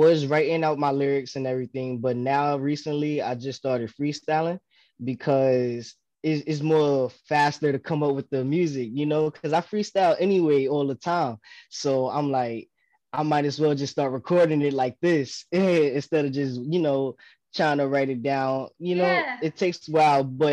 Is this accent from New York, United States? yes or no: yes; New York City, New York, United States; now in Delaware, United States; I'm in Delaware, but originally from Brooklyn, New York.